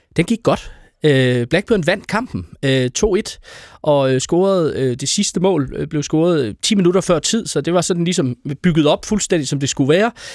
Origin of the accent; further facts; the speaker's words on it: Aarhus, Central Denmark Region, Denmark; jeg øh, er født og opvokset i Aarhus, og har aldrig været bosat uden for Aarhus Kommune